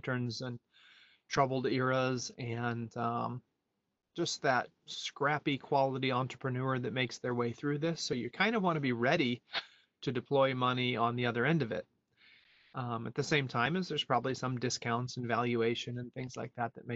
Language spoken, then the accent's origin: English; United States; moved away as an adult; also born or lived in Europe; I am an American who lived 20 years abroad in Europe and came back here in 2010